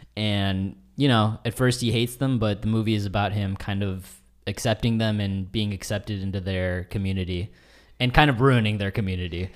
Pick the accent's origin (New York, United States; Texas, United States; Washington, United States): Washington, United States; Vancouver; moved away; I'm from Vancouver, Washington